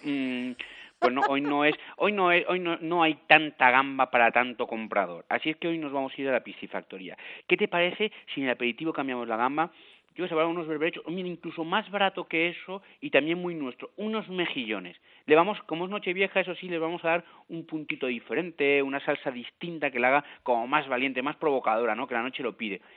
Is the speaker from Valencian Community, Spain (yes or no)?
yes; Valencia, Valencian Community, Spain; yo soy de Valencia